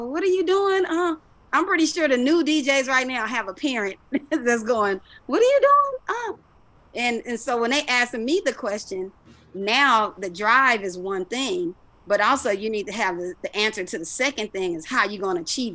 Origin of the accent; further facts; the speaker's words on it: Los Angeles, California, United States; I grew up obviously in South Central, when it was called South Central LA.